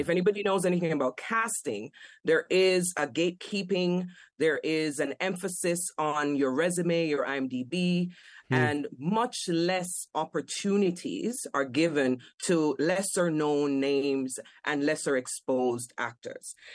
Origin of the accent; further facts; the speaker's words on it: Kingston, Jamaica; moved away as an adult; as a child growing up in Jamaica, I only came here at age 21. Mm. I grew up in Kingston 11, the fringes, the inner cities.